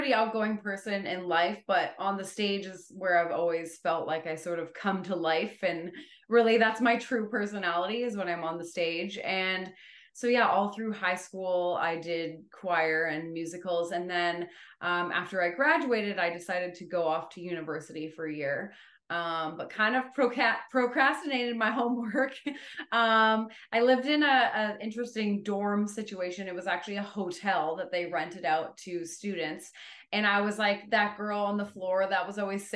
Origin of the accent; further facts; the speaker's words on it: Ontario, Canada; I've always loved growing up here